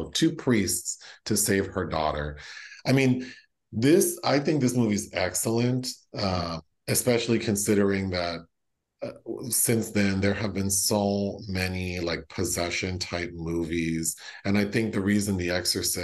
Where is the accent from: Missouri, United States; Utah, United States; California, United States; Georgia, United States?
California, United States; born and raised in California